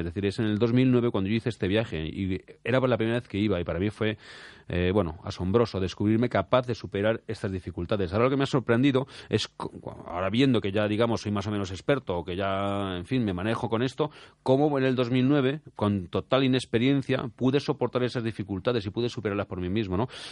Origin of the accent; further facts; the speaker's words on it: Spain; como español me enorgullece